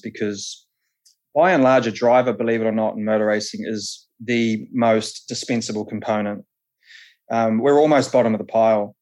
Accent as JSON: {"language": "English", "town": "Palmerston North", "region": "Manawatū-Whanganui", "country": "New Zealand", "tie": "born or raised there", "said": "I'm from Palmy originally, um, so I sort of grew up at the the Manfield race circuit down there"}